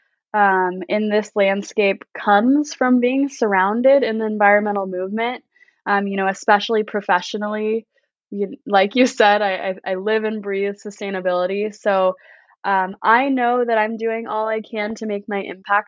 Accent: Southern California, United States; raised in Southern California in a pretty small, some might call it a hippie town

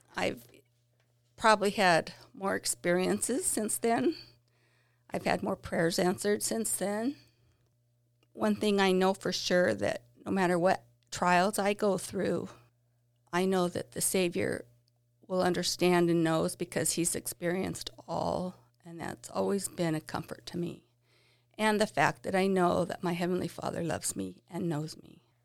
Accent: Basin City, Washington, United States; I grew up here in Basin City

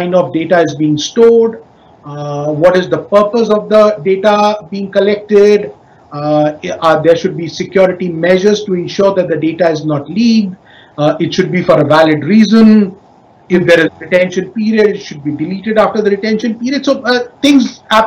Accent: India; now in Indonesia; my home country in India

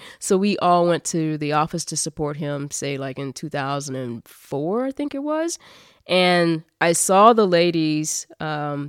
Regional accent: Kansas City, United States; born and raised in Kansas City.

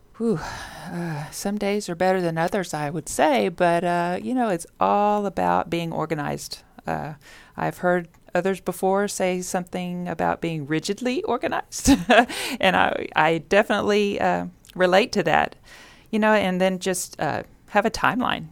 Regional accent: Richmond, Texas, United States; now in Sugar Land, United States; I didn't grow up in Sugarland. I grew up in Richmond.

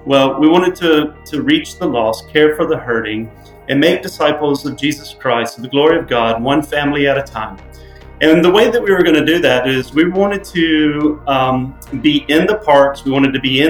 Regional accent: Macon, Georgia, United States; now in Portland, United States; I'm originally from Macon, Georgia, so just a little south of where you guys are from

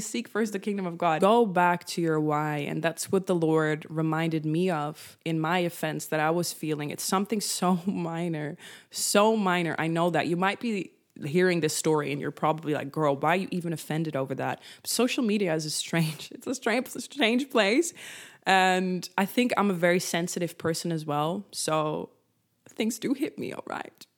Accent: Netherlands; first language Dutch; English is a second language; I am Dutch, so Dutch is my first language

